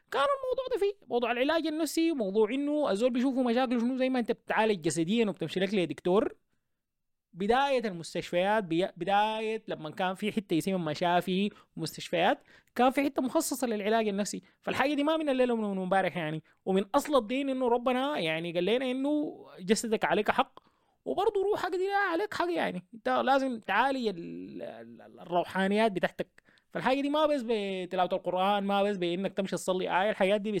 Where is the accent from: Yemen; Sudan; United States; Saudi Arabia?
Sudan; احنا عندنا في السودان ولا في الشرق الاوسط دول ما بتقبلوا الموضوع ده نهائي